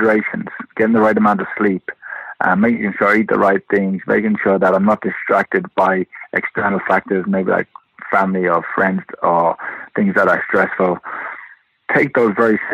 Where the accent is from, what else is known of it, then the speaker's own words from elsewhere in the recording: London, United Kingdom; moved away; also born or lived in Limerick, Ireland / Detroit, United States; I was born in London and started boxing in the Repton Amateur Boxing Club, which is in East London, Bethnal Green